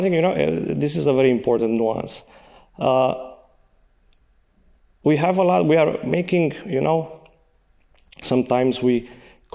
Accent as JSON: {"language": "English", "town": "Sibiu", "region": "Sibiu County", "country": "Romania", "tie": "born or raised there", "second_language": "English", "said": "I'm from Sibiu. I was born in Sibiu."}